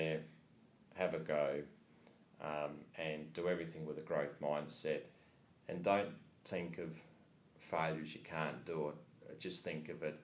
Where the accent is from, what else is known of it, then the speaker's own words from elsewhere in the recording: Adelaide, South Australia, Australia; now in Melbourne, Australia; we're all from Adelaide originally